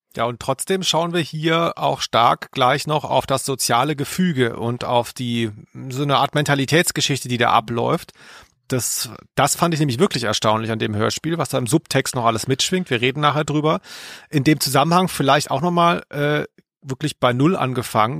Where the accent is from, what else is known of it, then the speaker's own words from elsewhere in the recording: near Stuttgart, Baden-Württemberg, Germany; moved away; als ich da groß wurde, in der Nähe von Stuttgart, war das damals ein Dorf.